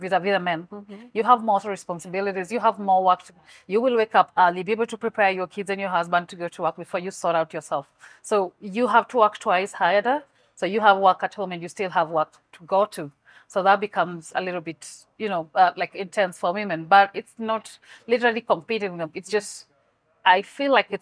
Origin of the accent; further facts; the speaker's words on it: Kenya; from my hometown, what we do is we have a lot of corn